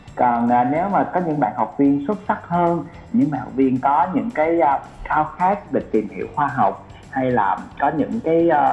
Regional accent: Vietnam; moved away; also born or lived in Taiwan; mình người Việt Nam

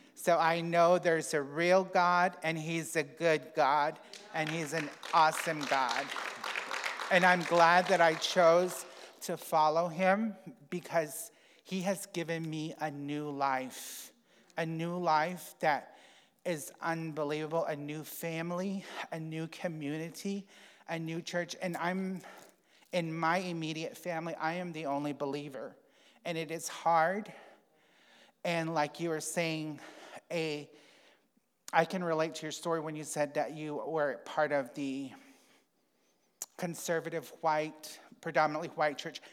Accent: United States; I grew up on the Navajo reservation

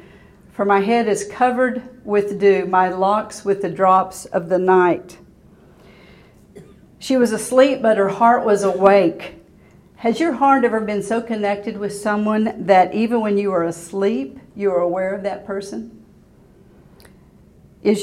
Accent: Waco, Texas, United States; I went to high school here. I grew up in Waco. So I was at Waco High.

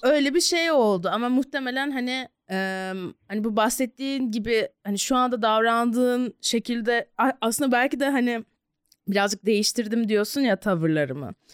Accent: Ankara, Turkey; çocukluğumu burada geçirdim ama Ankara'da bayağı fanusta büyüdüm

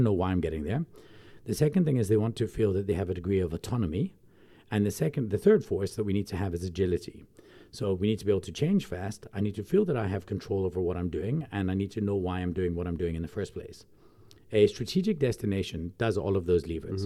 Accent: Glasgow, Scotland, United Kingdom; now in South Africa; I come from Glasgow

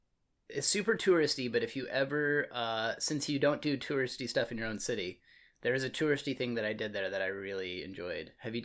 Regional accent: Amarillo, Texas, United States; I grew up in Amarillo, Texas. So, but Amarillo kind of has like almost a New Mexico vibe

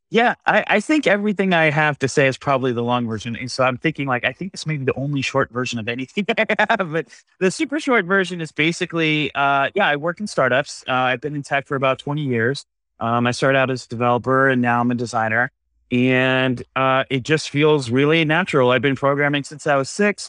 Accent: San Diego, California, United States; moved away as an adult; now in San Francisco, United States; I'm from San Diego

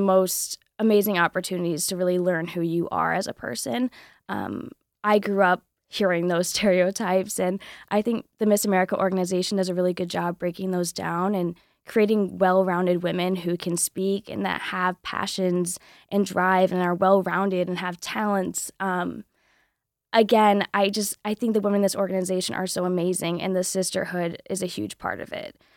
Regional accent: Southwest Michigan, United States; I'm from Southwest Michigan

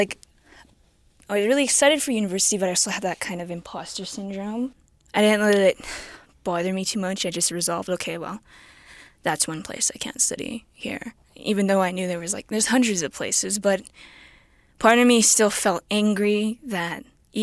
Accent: Lac La Biche area, Alberta, Canada; I was raised in the Lac La Biche area, and of Plains Cree and Acadian French descent

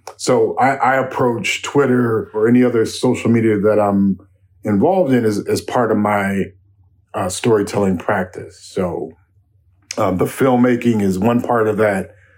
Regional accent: Chicago, Illinois, United States; moved away as an adult; now in Minneapolis, United States; I grew up in Chicago where I could, where, where I was growing up, where I grew up in the South Side

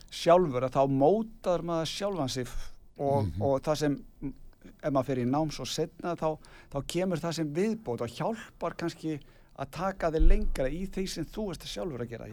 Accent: Hafnarfjörður, Capital Region, Iceland; moved away; í mínum heimabæ og nú er ég nýfluttur þangað

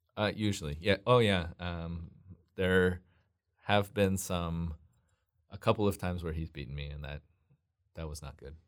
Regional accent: Southern California, United States; also born or lived in Washington; I grew up in mostly in Southern California. I was actually born in Washington, but at, when I was a toddler, we moved down to Southern California.

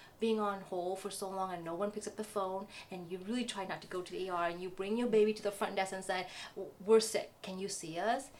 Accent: Vietnam; moved away; growing up in Vietnam

